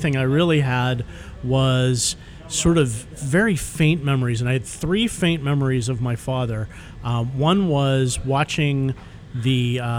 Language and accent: English; Pittsburgh, Pennsylvania, United States; Growing up in Pittsburgh.